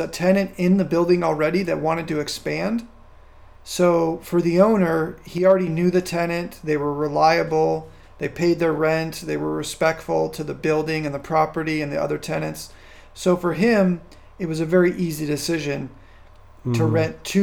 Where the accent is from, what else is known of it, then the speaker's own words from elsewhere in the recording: California, United States; moved away as an adult; also born or lived in Virginia; now in Casablanca, Morocco; where I grew up in California or even where I've lived across the United States and Virginia and other places